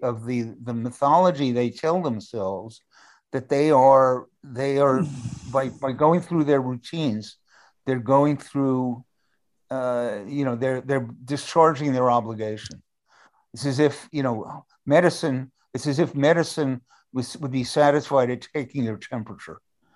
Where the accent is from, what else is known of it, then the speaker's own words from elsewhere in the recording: New York, United States; I take this personally as a New Yorker.